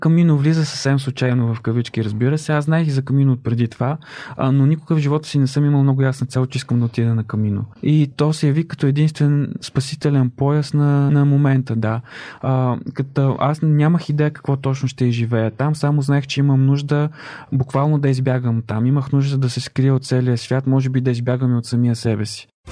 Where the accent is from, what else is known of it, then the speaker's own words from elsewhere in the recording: Chirpan, Stara Zagora Province, Bulgaria; в родния ми град, аз съм от Черпан